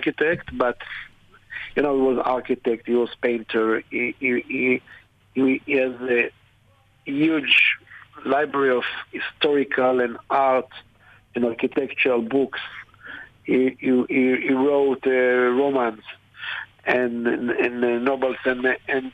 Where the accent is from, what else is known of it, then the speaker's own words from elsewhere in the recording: Haifa, Haifa District, Israel; I was born in Haifa